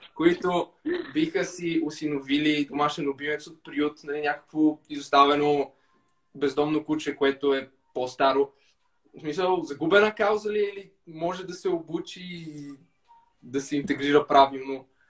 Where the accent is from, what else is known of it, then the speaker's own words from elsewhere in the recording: Bulgaria; аз така като класически българин с менталитета